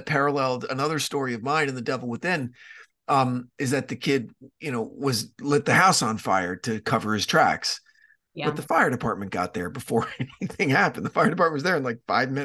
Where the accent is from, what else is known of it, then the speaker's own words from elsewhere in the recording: New Jersey, United States; Where I grew up in North Jersey, it's the woods